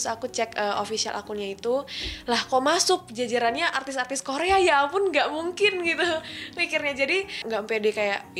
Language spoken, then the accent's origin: Indonesian; Jember, East Java, Indonesia; tapi emang dari Jember aku nggak terlalu medok nggak terlalu banyak bahasa Jawa Madura gitu sih